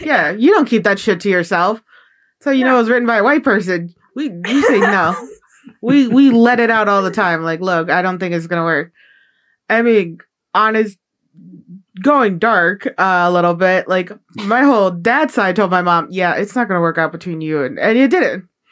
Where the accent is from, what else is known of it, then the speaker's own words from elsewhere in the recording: Chicago, Illinois, United States; moved away; growing up in Chicago, Irish culture is very uh, big over there